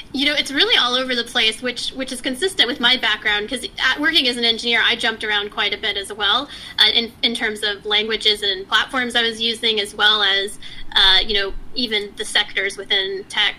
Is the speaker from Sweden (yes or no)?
no; Texas, United States; moved away as an adult; also born or lived in Palo Alto, California / Bay Area, California; now in San Diego, United States; we moved to Texas. So I grew up most of my life, most of my early life in Texas